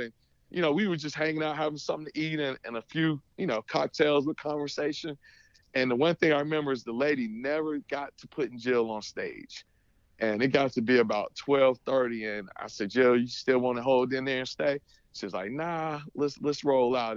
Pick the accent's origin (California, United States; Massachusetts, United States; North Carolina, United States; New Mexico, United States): North Carolina, United States; Greensboro; moved away; growing up in Greensboro